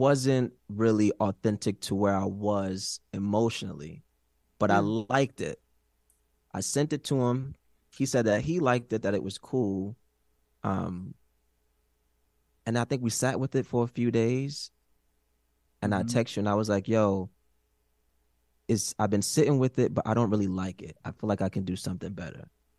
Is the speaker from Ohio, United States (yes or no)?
no; Brooklyn, New York, United States; also born or lived in Queens / Long Island; I'm from Brooklyn, B.